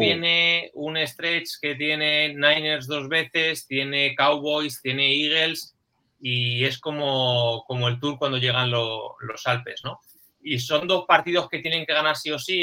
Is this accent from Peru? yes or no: no; Spain